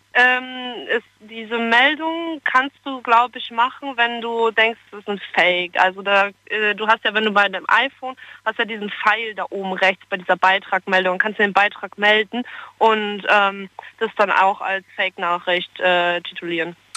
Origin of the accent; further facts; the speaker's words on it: Friesland, Lower Saxony, Germany; moved away as an adult; now in Stuttgart, Germany; ich komme ja 700 Kilometer von hier aus dem schönen aus Friesland.